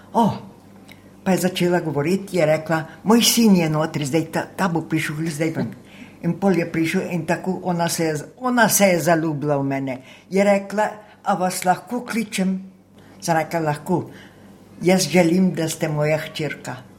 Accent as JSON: {"language": "Slovenian", "region": "White Carniola", "country": "Slovenia", "also_born_or_lived": "France", "first_language": "Slovene", "moved": "as an adult", "lives_now": "Sydney, Australia", "said": "Jaz sem iz Belokrajne, iz Čeple, Taritrk, ob Kolpi."}